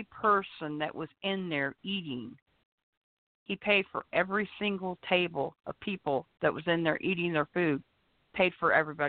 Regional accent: Kansas, United States; moved away; also born or lived in Missouri; I'm from Kansas originally.

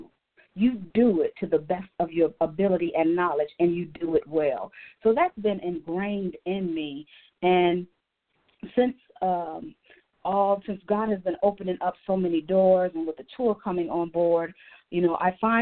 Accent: Gary, Indiana, United States; moved away as an adult; now in Atlanta, United States; I am a native from Gary, Indiana

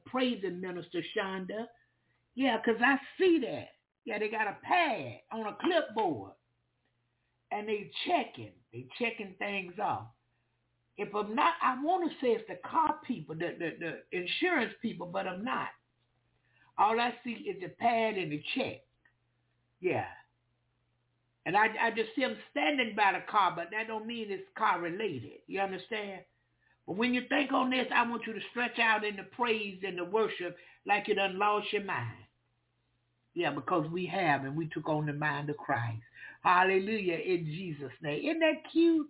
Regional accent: the South, United States; I'm from the South. And we talk all kind of talk

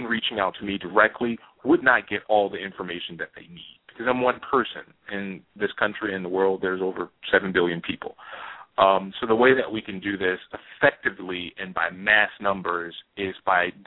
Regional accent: Louisiana, United States; moved away as an adult; also born or lived in New York City; moved to New York City when I was 20 from Louisiana.

